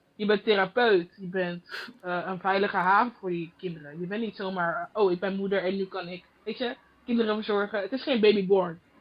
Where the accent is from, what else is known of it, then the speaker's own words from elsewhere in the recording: Goirle, North Brabant, Netherlands; moved away as an adult; now in Germany; Ik ben geboren in Gorle, Tilburg. En nu woon ik in Duitsland.